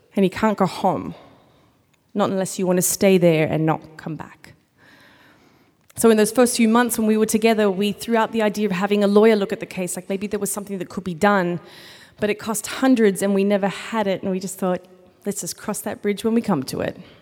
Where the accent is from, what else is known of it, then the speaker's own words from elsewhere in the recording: Australia; now in United States; I am from Australia